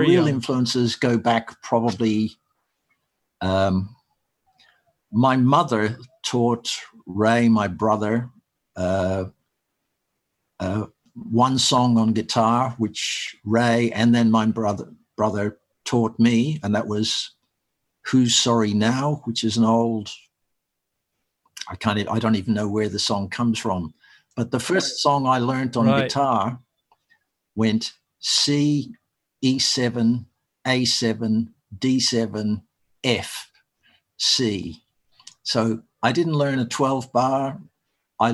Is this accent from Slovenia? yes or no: no; Perth, Western Australia, Australia; also born or lived in Ireland; I grew up in Perth. We emigrated from Ireland to Perth when I was about 8.